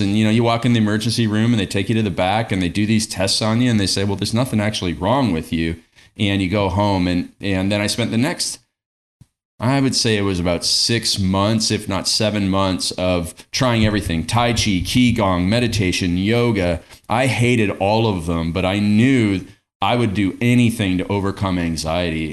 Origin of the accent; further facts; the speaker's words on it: Stratford, Ontario, Canada; I grew up in Stratford, Ontario, Canada